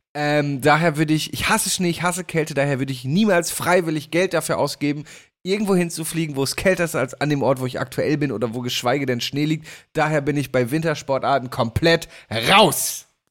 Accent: Damme, Lower Saxony, Germany; aus meiner Heimat

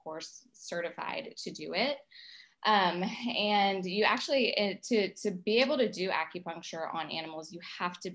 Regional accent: Lafayette, Louisiana, United States; moved away as an adult; also born or lived in New Orleans, Louisiana / Baton Rouge, Louisiana; now in Southeast Texas, United States; So I was born in New Orleans, Louisiana. I grew up in Lafayette, Louisiana

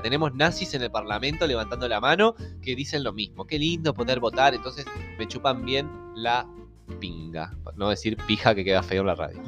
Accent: Montevideo, Uruguay; also born or lived in Las Piedras; yo soy lo más montevideano que hay. Que haya vivido en Las Piedras

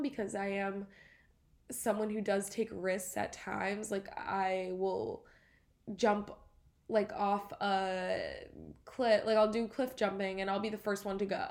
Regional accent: Grosse Pointe, Michigan, United States; moved away as an adult; now in Boston, United States; growing up in Grosse Pointe

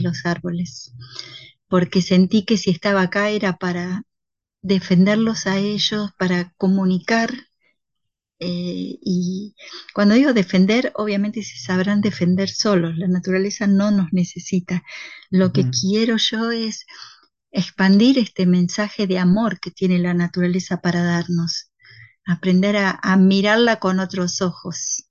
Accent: Buenos Aires, Argentina; moved away as an adult; also born or lived in Andean Patagonian forest; now in Patagonia, Argentina; del 80% de los que viven acá somos emigrados porteños

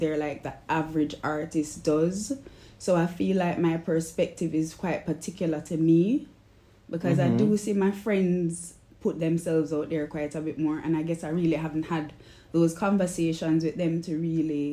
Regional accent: Kingston, Kingston Parish, Jamaica; I'm the artist from Kingston, Jamaica.

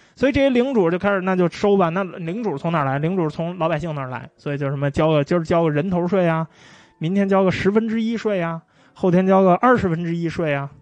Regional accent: China; 跟我们中国人认知的这个农民，他不太一样

